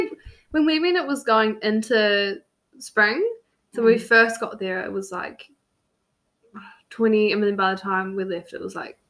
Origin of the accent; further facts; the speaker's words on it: New Zealand; we're from New Zealand